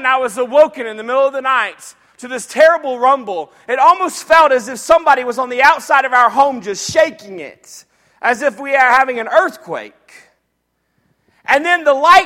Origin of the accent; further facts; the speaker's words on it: Jacksonville, Florida, United States; When I was a little boy, I grew up in Jacksonville, Florida